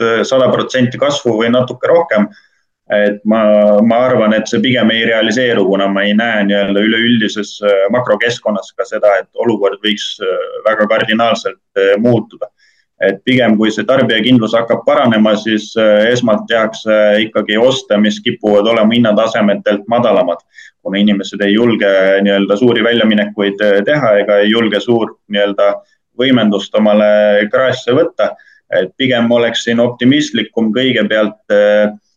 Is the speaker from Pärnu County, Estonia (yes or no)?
no; Rakvere, Lääne-Viru County, Estonia; Rakvere linnas Lääne-Virumaal, kust ma ise olen pärit